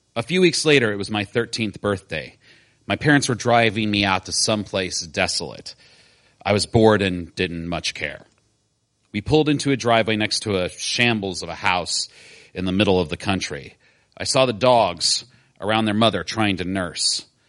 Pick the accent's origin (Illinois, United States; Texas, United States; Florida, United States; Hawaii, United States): Illinois, United States; Decatur; I grew up in Decatur, Illinois, a town for which I never had much sentiment.